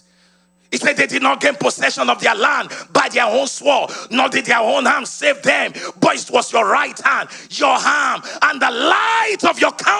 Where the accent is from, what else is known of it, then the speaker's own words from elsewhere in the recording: Ibadan, Oyo, Nigeria; I grew up in Nigeria, and I'm proud of it.